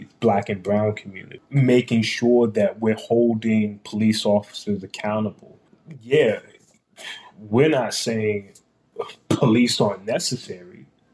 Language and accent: English; Washington, District of Columbia, United States; moved away as an adult; now in Columbus, United States; in Washington, D.C., in my hometown